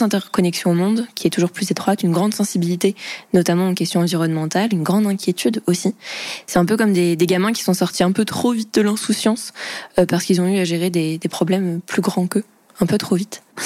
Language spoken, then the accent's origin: French; Vendée, Pays de la Loire, France; born or raised there